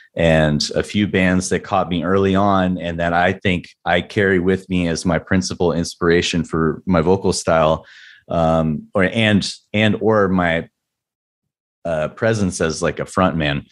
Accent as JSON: {"language": "English", "town": "San Diego", "region": "California", "country": "United States", "tie": "born or raised there", "said": "was born and raised in San Diego"}